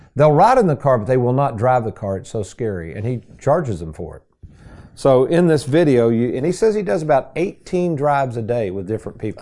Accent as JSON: {"language": "English", "town": "Lexington", "country": "United States", "tie": "born or raised there", "said": "as a kid growing up in Lexington"}